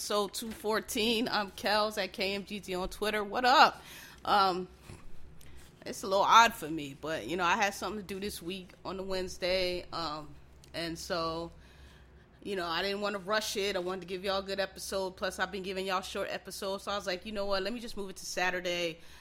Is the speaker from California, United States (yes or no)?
no; Philadelphia, Pennsylvania, United States; I'm from Philly